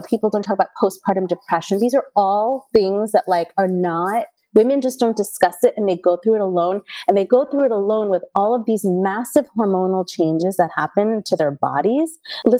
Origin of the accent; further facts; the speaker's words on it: India; we're Indian